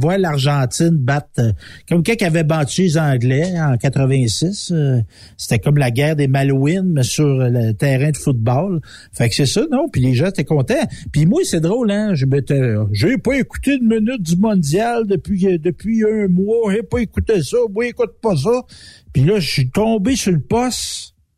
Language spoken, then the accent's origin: French; Quebec, Canada; je suis profondément nationaliste québécois. Puis les Québécois, on est beaucoup issus de la France